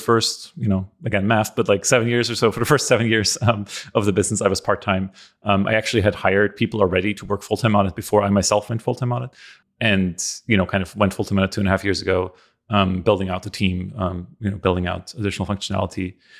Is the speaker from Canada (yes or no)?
no; Austria; English is a second language; I'm from Europe originally, from Austria.